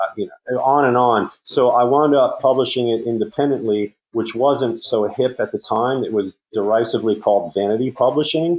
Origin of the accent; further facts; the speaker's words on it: New York City, New York, United States; we grew up in Queens